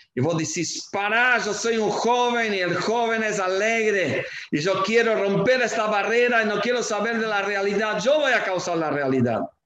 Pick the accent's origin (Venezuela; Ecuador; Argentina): Argentina; como argentinos